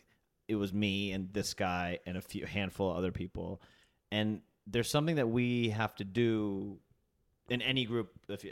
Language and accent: English; the South, United States; moved away; also born or lived in Huntsville, Alabama; I'm from the South, I'm Indian